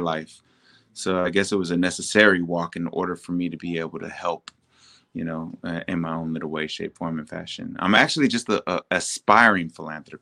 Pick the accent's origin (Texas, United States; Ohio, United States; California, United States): Texas, United States; San Antonio; I'm from San Antonio, Texas